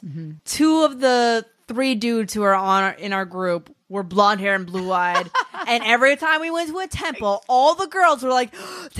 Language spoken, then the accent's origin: English; United States; as an American